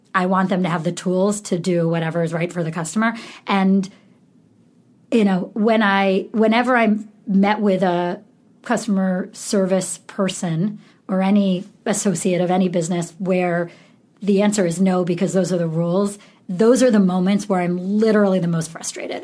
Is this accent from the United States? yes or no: yes; Syracuse, New York, United States; I grew up in Syracuse, New York, and it was a really cold, boring place to grow up